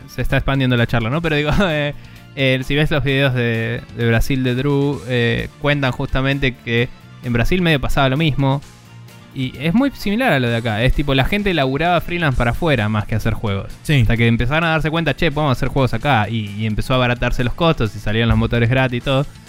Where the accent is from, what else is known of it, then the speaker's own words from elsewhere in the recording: Buenos Aires, Argentina; siendo un porteño de mierda